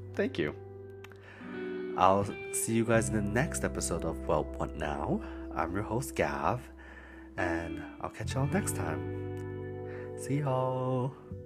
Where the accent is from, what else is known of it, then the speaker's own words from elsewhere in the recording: Alberta, Canada; moved away as an adult; also born or lived in Calgary; now in Vancouver, Canada; I'm from Alberta, right? We don't have no ocean